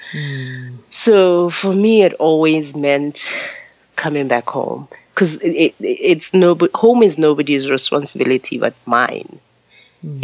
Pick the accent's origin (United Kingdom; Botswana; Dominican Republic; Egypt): Botswana; moved away as an adult; also born or lived in United States; I grew up in Botswana as a child, but I grew up in America as an adult, right? I became an adult in America. I left Botswana when I was 21 and I was in the US for 14 years.